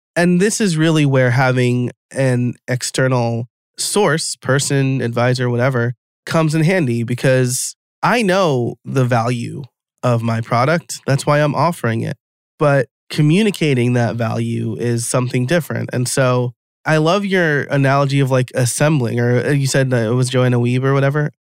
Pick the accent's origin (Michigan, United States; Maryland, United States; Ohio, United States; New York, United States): New York, United States; I'm from New York.